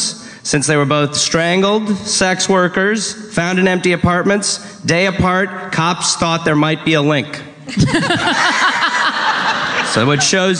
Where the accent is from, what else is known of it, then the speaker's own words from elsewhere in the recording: Milwaukee, Wisconsin, United States; I'm from Milwaukee, Wisconsin, so ripe for murders.